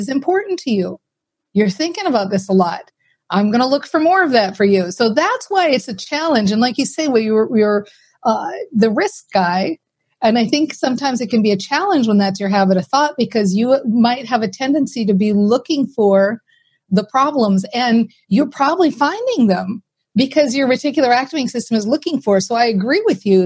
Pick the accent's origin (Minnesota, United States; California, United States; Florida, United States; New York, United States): Minnesota, United States; I'm from Minnesota, right? So we're very practical people here